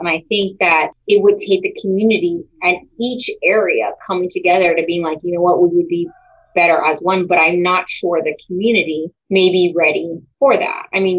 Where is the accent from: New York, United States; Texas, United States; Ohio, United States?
Texas, United States; San Antonio; I, you know, was born and raised in San Antonio, and Edgewood has a really special place in my heart.